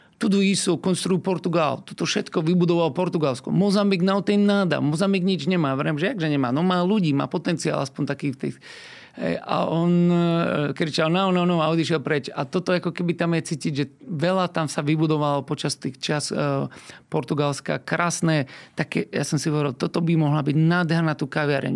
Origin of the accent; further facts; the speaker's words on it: Slovakia; also born or lived in Brazil; tu u nás v Európe alebo na Slovensku